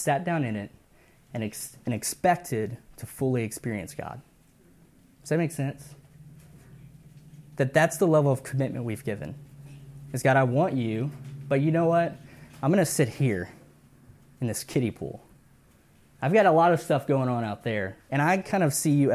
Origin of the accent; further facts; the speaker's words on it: Cuero, Texas, United States; moved away; I grew up in South Texas in Cuero, home of the Fighting Gobblers